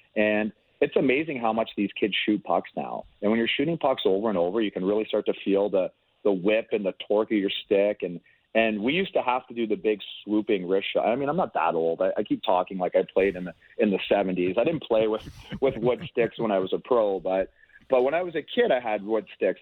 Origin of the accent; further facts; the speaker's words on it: Toronto, Ontario, Canada; I grew up in the Toronto area